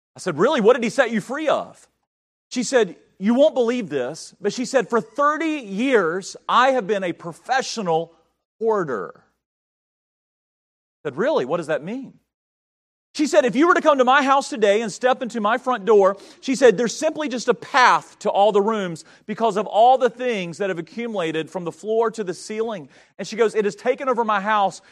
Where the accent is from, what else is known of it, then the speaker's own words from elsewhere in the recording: North Carolina, United States; moved away; I grew up in North Carolina